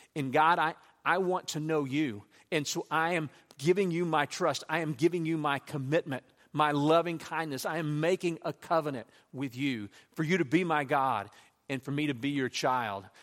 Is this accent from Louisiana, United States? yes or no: yes; Louisiana, United States; I grew up in Louisiana